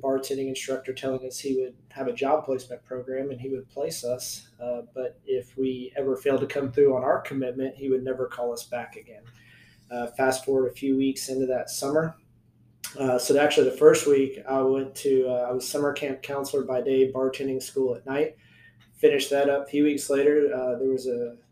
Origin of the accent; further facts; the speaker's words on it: Acworth, Georgia, United States; I'm born and raised in Ackworth, as hometown